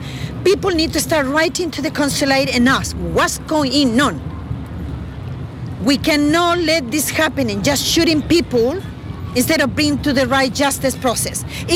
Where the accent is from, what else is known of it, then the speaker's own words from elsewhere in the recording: Australia; As the Australian, we do support the Aboriginal movement for the right of the land.